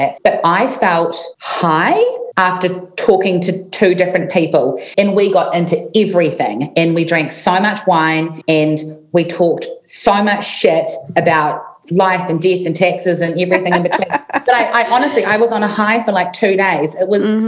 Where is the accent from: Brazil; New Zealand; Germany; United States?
New Zealand; I was in New Zealand, in my hometown. Where I am right now.